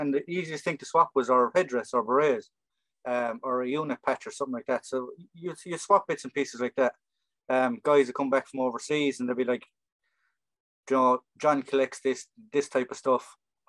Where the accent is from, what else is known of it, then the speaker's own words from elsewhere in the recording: Ireland; growing up in Ireland at the time in the 80s